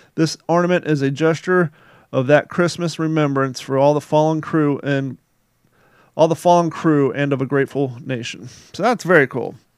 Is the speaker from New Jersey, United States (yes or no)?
no; Ohio, United States; also born or lived in Kentucky; now in Cape Coral, United States; I grew up in Ohio and Kentucky